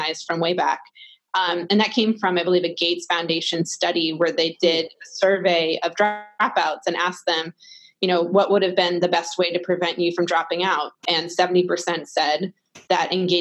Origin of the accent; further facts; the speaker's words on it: Minneapolis, Minnesota, United States; moved away as an adult; also born or lived in East Coast; I'm originally from Minneapolis. I moved out to the East Coast to attend Brown University